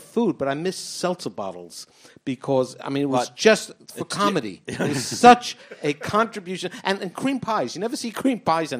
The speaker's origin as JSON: {"language": "English", "region": "New York", "country": "United States", "tie": "born or raised there", "said": "Where I grew up in New York, they had like three or four pizza shops."}